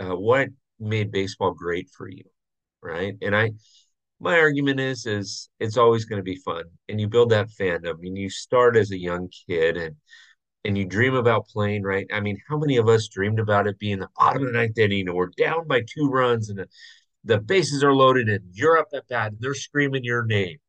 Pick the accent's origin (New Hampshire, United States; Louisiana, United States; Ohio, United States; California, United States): California, United States; Southern; growing up in Southern California, went to a bunch of Angel games